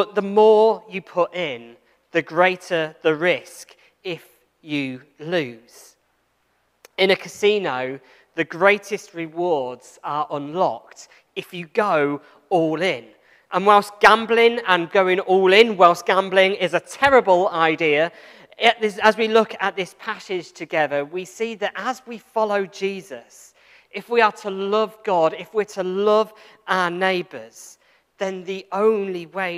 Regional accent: England, United Kingdom; I'm from England

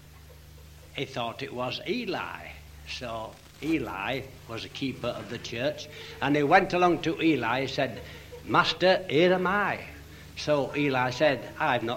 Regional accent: Leeds, Yorkshire and the Humber, United Kingdom; I'm from Leeds

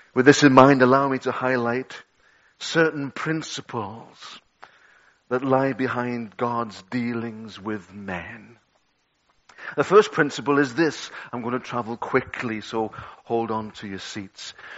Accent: Liverpool, North West England, United Kingdom; I'm a Scouser

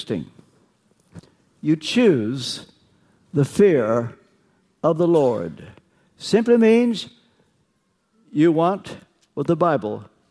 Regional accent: Kentucky, United States; I'm from Kentucky

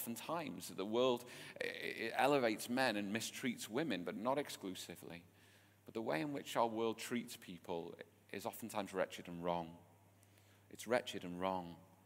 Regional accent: England, United Kingdom; my strange English ears

